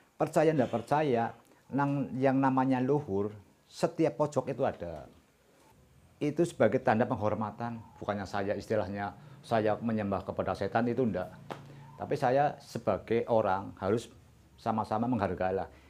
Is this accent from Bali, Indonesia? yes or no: no; Banyumas, Central Java, Indonesia; Kita sebagai orang Jawa atau orang Banyumas